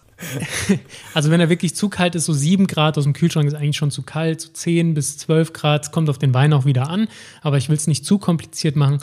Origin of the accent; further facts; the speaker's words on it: Saarbrücken, Saarland, Germany; Ich komme aus Saarbrücken, bin Weinpodcaster